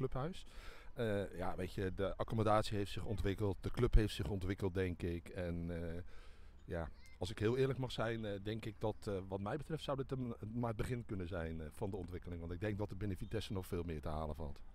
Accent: Dordrecht, South Holland, Netherlands; geboren en getogen in Dordrecht.

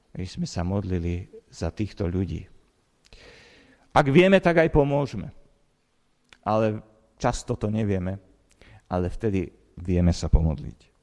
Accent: Slovakia; som sa narodil na Slovensku a nie v Amerike

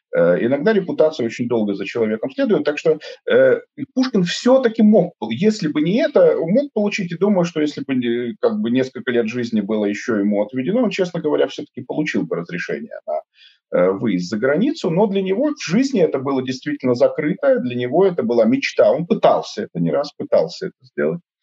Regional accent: Saint Petersburg, Russia; moved away as an adult; я родился в Петербурге

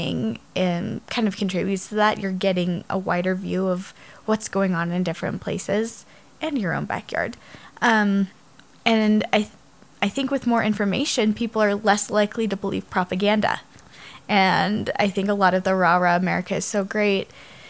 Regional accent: United States

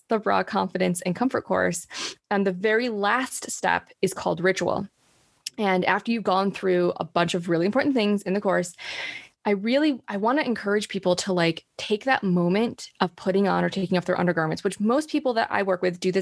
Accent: Rochester, New York, United States; moved away as an adult; now in Oklahoma, United States; moved to New York City when I was 18 from Rochester, New York

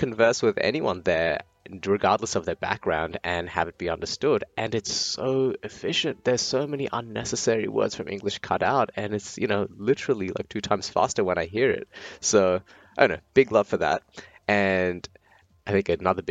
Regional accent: Brisbane, Queensland, Australia; also born or lived in India; I am coming to you all the way from Australia, specifically the sunny city of Brisbane, where I've lived nearly all my life

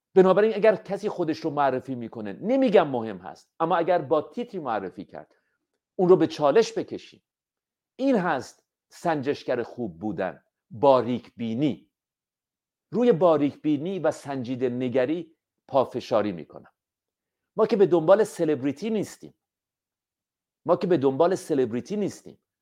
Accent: Iran; همه ما ایرانی هستیم

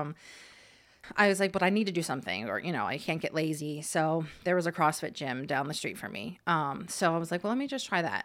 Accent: Hershey, Pennsylvania, United States; also born or lived in Ohio; she moved out here when I was ten, so I was in fourth grade. So we moved to Hershey, and I went to Hershey

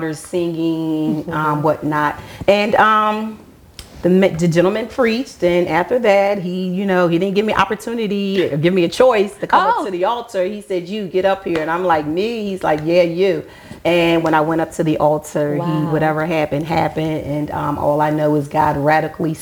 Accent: Philadelphia, Pennsylvania, United States; born or raised there

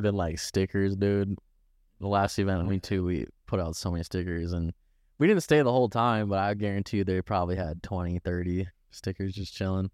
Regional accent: Andover, Minnesota, United States; growing up in Andover

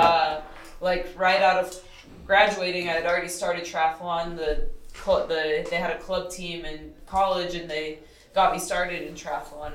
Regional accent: Texas, United States; also born or lived in Colorado; now in Boulder, United States; I'm from Texas, and um, around like the Gulf of Mexico.

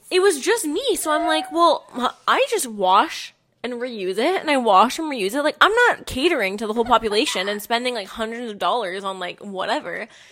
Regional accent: Hamilton, Ontario, Canada; moved away as an adult; now in Toronto, Canada; I'm from Hamilton

